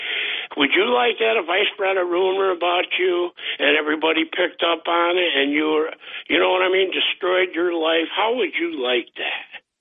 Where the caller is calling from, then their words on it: Boston, Massachusetts, United States; from Boston.